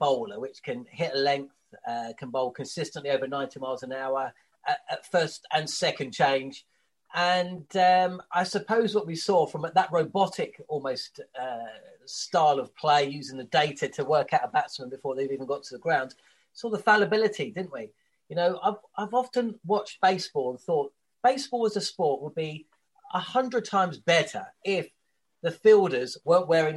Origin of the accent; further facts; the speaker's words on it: England, United Kingdom; As a kid growing up in England